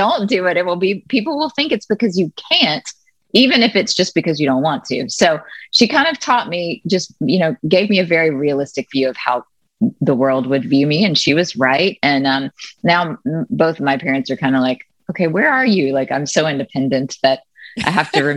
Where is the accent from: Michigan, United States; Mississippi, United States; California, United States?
Mississippi, United States; Jackson; moved away as an adult; also born or lived in Nashville, Tennessee; now in New York City, United States; I was born and raised in Jackson, Mississippi